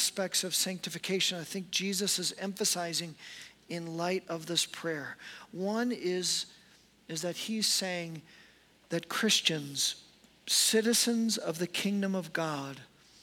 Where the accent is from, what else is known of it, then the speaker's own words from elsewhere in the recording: United States; I'm an American pastor